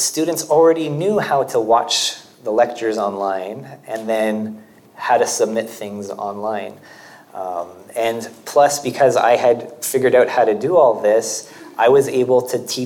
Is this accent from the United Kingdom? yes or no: no; Canada; moved away as an adult; now in Portugal; I am Canadian